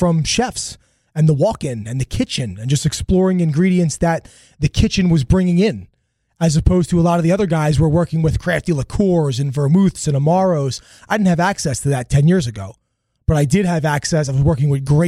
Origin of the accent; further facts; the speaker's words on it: Philadelphia, Pennsylvania, United States; moved away as an adult; also born or lived in New Jersey; now in Miami, United States; I was born in Philadelphia, Pennsylvania